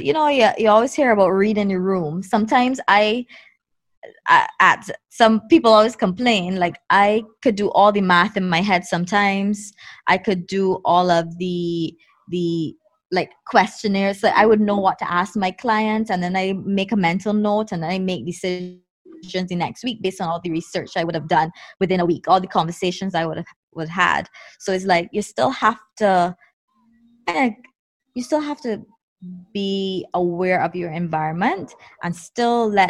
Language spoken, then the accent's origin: English; Barbados; growing up in Barbados